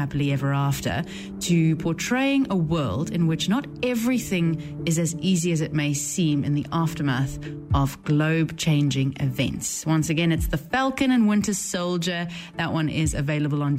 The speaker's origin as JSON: {"language": "English", "country": "South Africa", "moved": "yes", "said": "I am originally from South Africa, and very proudly so"}